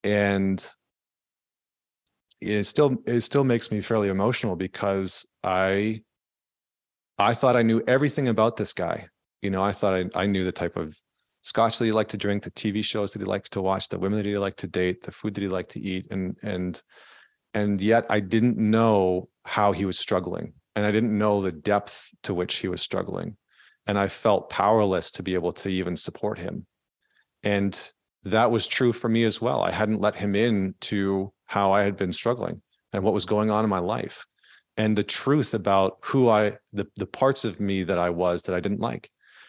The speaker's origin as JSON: {"language": "English", "region": "Alberta", "country": "Canada", "tie": "born or raised there", "said": "I grew up in just outside of Edmonton, Alberta in Canada, which is kind of like the Texas of Canada."}